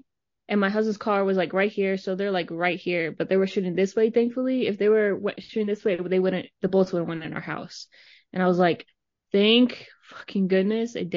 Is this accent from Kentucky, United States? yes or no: no; Arizona, United States; moved away as an adult; also born or lived in Norfolk, Virginia / Pennsylvania; now in Virginia, United States; I was born and raised in Arizona for 21 years